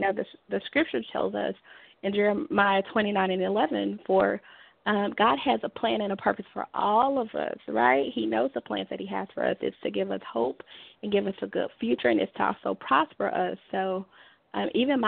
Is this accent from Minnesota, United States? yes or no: no; Dallas, Texas, United States; moved away as an adult; now in Fort Worth, United States; I am originally from Dallas, Texas